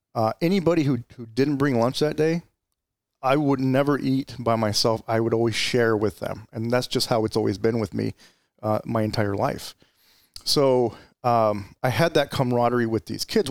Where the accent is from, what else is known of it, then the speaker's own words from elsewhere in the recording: Gilbert, Arizona, United States; also born or lived in Mesa, Arizona / Chandler, Arizona / Tempe, Arizona; I grew up in Arizona. I, I grew up in the East Valley, uh, primarily Gilbert